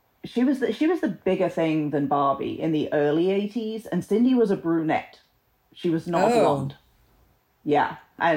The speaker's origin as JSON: {"language": "English", "region": "England", "country": "United Kingdom", "also_born_or_lived": "southern USA", "moved": "yes", "lives_now": "United States", "said": "I'm English. I live in the southern USA."}